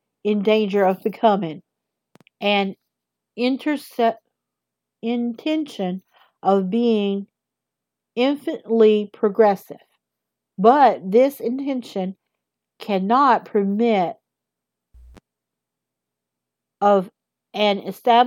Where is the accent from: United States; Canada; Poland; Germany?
United States; the South; accent: southern; I have a southern accent, big time southern